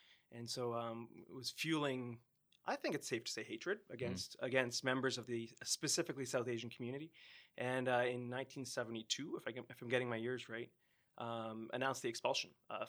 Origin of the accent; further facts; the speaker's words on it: Mississauga, Ontario, Canada; I'm a Mississauga boy. So for anyone out, when I'm outside of Canada, I say I'm from Toronto to develop some street cred. But for anyone who really knows Canada, I grew up in Mississauga. My family is from Goa originally, so two generations back on both sides of my family.